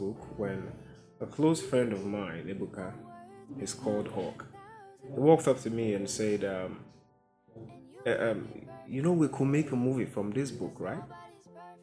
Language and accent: English; eastern Nigeria, Nigeria; I'm Nigerian, and I'm from the East Side, the Eastern Heartland to be precise